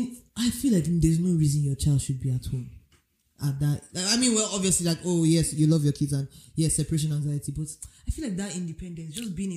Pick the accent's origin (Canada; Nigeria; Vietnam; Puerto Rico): Nigeria; also born or lived in United Kingdom; now in United States; I grew up in Nigeria.